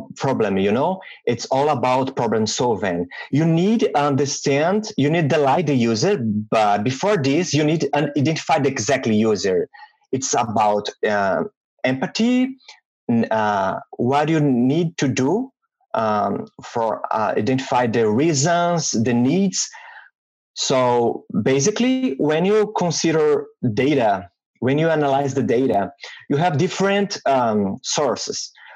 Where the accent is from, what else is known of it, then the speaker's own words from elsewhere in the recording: Minas Gerais, Brazil; English is a second language; moved away as an adult; also born or lived in Vitória, Brazil; now in Ottawa, Canada; I was born and raised in Brazil